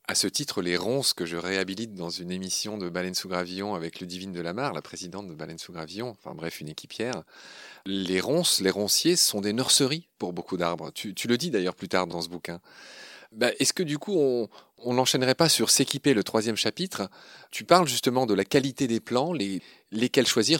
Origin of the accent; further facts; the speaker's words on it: Lorraine, Grand Est, France; ma région natale, Ernst, euh, je suis lorrain